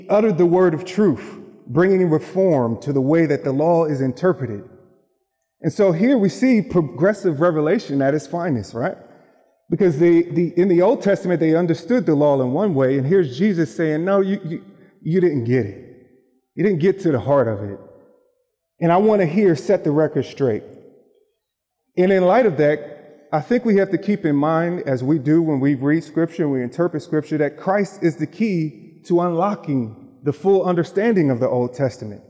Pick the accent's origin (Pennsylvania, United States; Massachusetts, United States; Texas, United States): Pennsylvania, United States; Philadelphia; moved away; I grew up in Philadelphia, Pennsylvania, where basketball is king